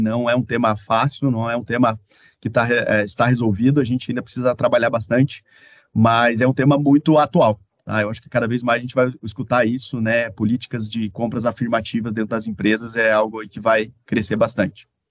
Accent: Caçador, Santa Catarina, Brazil; now in Curitiba, Brazil; eu sou catarinense, e algumas coisas que eu gosto muito da minha cidade, então sempre que eu posso eu importo lá da minha cidade natal, que é Caçador, Santa Catarina

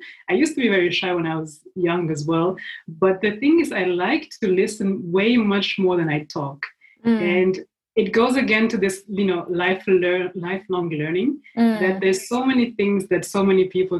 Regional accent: Switzerland; English is a second language; also born or lived in Burundi / Kenya; so I was born in East Africa, in Burundi. Mm-hmm. And my family lived for several years in Kenya. So we spent almost 10 years in Kenya and then we moved to Switzerland.

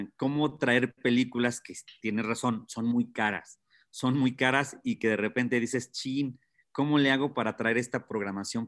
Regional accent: Tlalpujahua, Michoacán, Mexico; yo soy de Tlalpujahua

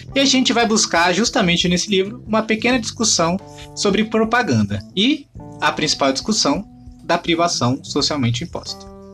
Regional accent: São Vicente, São Paulo, Brazil; minha terrinha natal, São Vicente

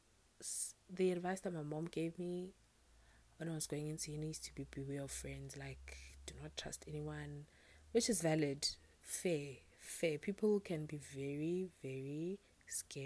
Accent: South Africa; I'm South African

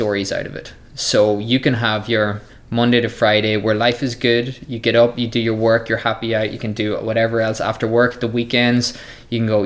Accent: Ireland; my home country of Ireland

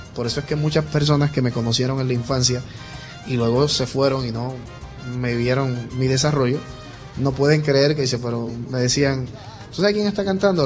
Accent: Isabela, Puerto Rico; yo estuve en, en la banda escolar de, de Isabela, mi pueblo, como por 5 o 6 años.

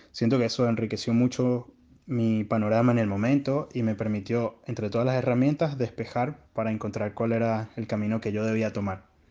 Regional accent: Venezuela; now in Chile; soy un venezolano que está residiendo en Chile

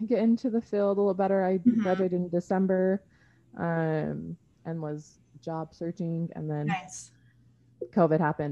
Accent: Springville, Utah, United States; I grew up here in Utah, just in Springville, you know, south of Provo. I have been here basically

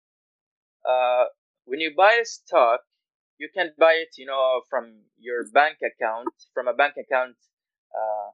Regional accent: Guyana; moved away as an adult; now in Malaysia; I am from Guyana. It's a country north of Brazil.

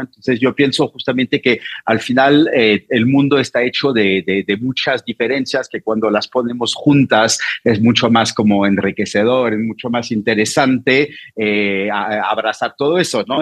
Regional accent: Normandy, France; Spanish is a second language; moved away as an adult; now in Mexico City, Mexico; vengo de Normandía

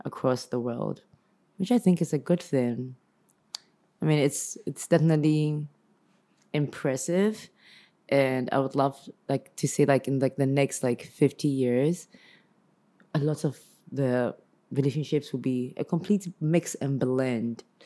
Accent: Ghana; I'm Ghanaian

